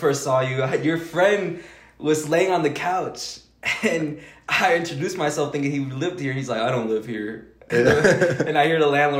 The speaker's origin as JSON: {"language": "English", "region": "the South", "country": "United States", "lives_now": "Denver, United States", "said": "I'm from the South, so it's a whole different atmosphere."}